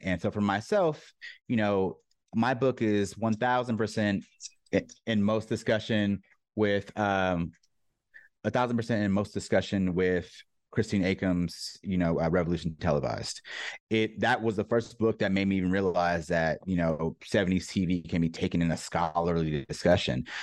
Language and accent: English; San Diego, California, United States; also born or lived in New York; I'm born and raised in Southern California, San Diego specifically.